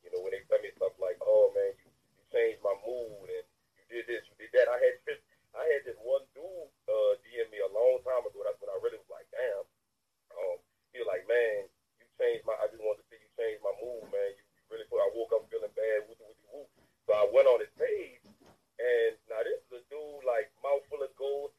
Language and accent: English; New Orleans, Louisiana, United States; I was born in the Ninth Ward. Okay. I was in the Ninth Ward, then I eventually moved to the East.